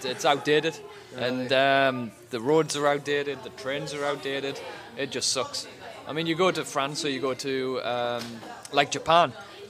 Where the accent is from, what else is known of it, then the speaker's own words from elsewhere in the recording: England, United Kingdom; you know, we're English. We like to mourn about the weather and shit.